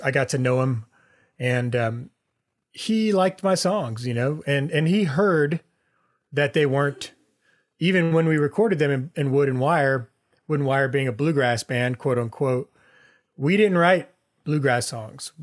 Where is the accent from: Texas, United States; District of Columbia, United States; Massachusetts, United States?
Texas, United States; Houston; now in Austin, United States; I grew up in Houston